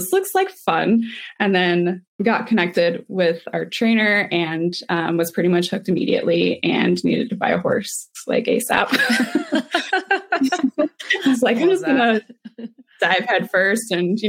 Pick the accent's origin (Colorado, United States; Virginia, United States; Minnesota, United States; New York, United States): Colorado, United States; also born or lived in Germany; I've had horses pretty much my whole life. I grew up showing the Hunter Jumper Circuit in Colorado.